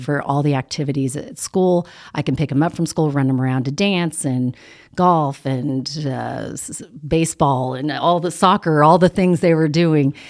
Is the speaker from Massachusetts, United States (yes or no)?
no; California, United States; now in Midland, United States; I grew up in California